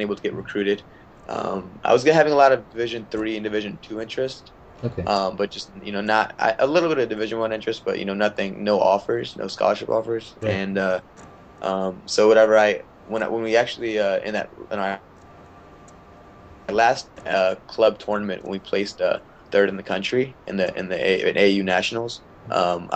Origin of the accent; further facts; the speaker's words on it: Maryland, United States; also born or lived in India (ancestry); I'm from Maryland